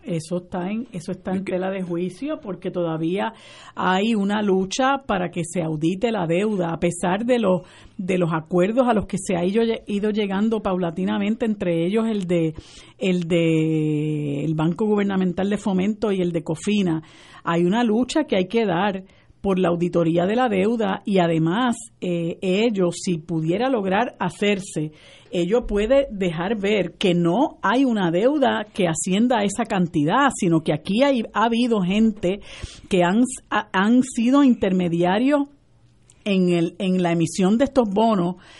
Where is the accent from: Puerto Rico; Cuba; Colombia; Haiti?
Puerto Rico; mi pueblo de Puerto Rico